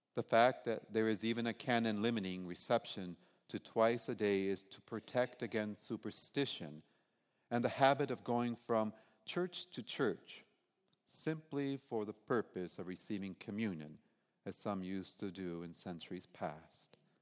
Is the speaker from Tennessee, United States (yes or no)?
no; Detroit, Michigan, United States; growing up in Detroit